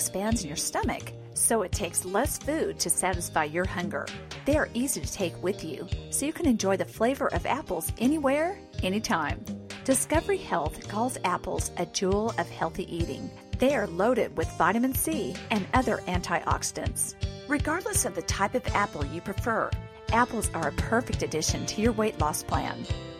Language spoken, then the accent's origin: English; Pacific Northwest, United States; growing up in the Pacific Northwest